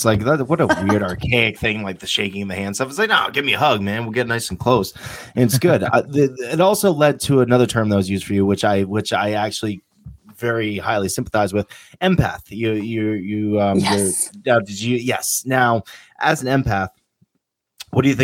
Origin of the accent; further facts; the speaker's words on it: Poughkeepsie, New York, United States; now in Vermont, United States; Me being a natural born New Yorker